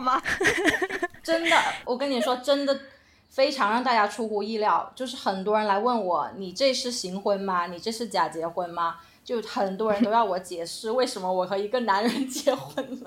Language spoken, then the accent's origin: Chinese; Guangdong, China; moved away; also born or lived in Beijing; 我是广东人